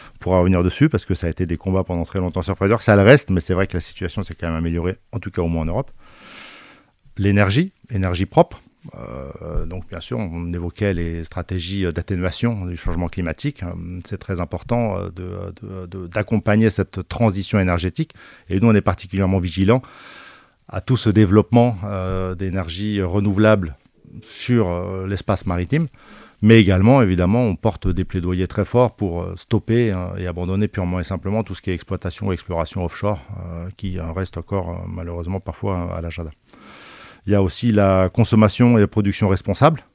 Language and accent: French; Basque Country, Nouvelle-Aquitaine, France; moved away; Je suis d'origine du Pays Basque